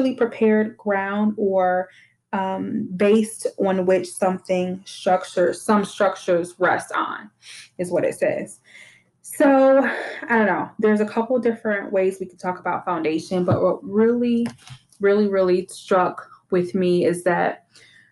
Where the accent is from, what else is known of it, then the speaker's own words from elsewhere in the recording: Detroit, Michigan, United States; now in Texas, United States; I grew up in Detroit, and like almost every house I grew up in had like a basement